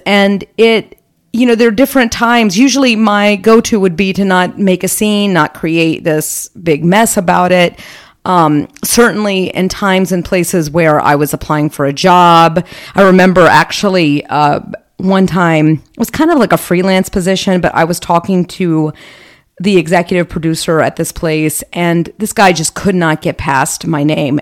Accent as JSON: {"language": "English", "country": "United States", "accent": "American", "said": "I'm speaking English with a very clear American accent"}